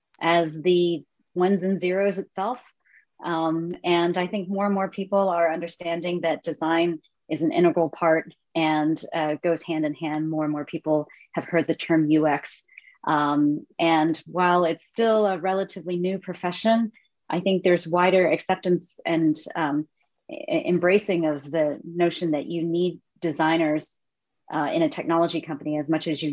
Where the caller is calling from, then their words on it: Palo Alto, California, United States; I'm in Palo Alto, California. It's nice and early, 8 a.m. right now.